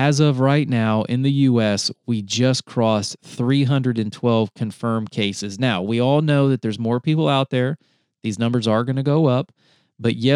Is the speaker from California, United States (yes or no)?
no; North Carolina, United States; moved away as an adult; also born or lived in Texas; I grew up in rural North Carolina